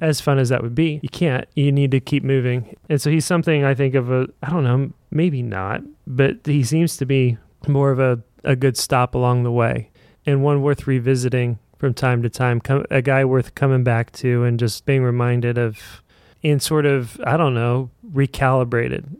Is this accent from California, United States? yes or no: no; Indiana, United States; I'm from Indiana, and that means that I grew up playing basketball every day